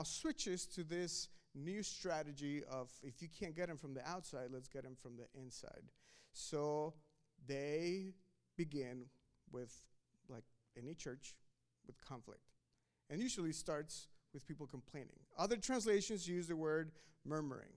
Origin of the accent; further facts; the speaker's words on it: Mexico; now in United States; I was born in Mexico